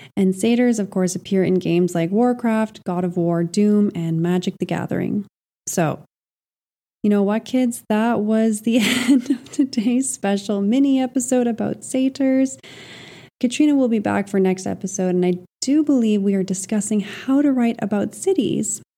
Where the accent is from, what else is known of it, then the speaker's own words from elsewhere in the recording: Montreal, Quebec, Canada; moved away; also born or lived in Iberia; I left the dry Iberian heat for Montreal, my hometown